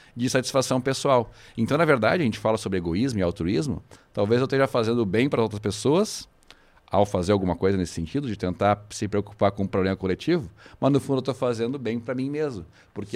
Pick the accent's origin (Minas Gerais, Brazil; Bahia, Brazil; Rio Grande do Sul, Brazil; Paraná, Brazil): Rio Grande do Sul, Brazil; Viamão; now in Porto Alegre, Brazil; nasci em Porto Alegre, mas me criei em Jamó, acabei retornando aqui para o Rio Grande do Sul